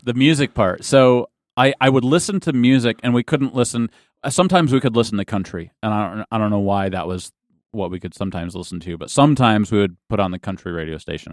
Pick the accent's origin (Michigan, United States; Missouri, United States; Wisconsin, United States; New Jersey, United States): Michigan, United States; Lowell; I grew up in a little town called Lowell, Michigan